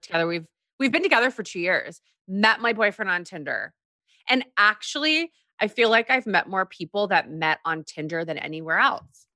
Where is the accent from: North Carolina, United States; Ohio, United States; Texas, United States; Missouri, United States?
Texas, United States; also born or lived in Korea; I grew up in Texas um, after we moved from Korea